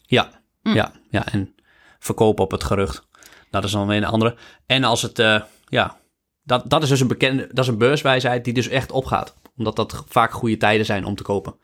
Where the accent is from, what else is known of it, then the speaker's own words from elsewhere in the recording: Netherlands; wij de baarmoederloterij gewoon hebben als Nederlanders. Wij hebben, nog, we hebben, we hebben altijd, altijd in een vrij land geleefd.